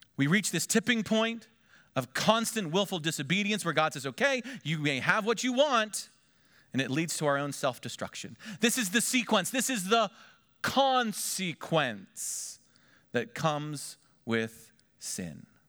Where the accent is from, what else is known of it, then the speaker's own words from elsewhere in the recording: Pennsylvania, United States; moved away; also born or lived in Miami Valley; we're from Pennsylvania.